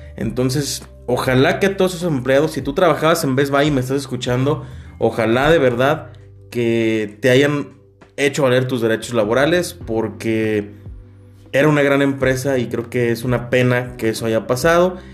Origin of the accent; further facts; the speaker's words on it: Mexico; nosotros como mexicanos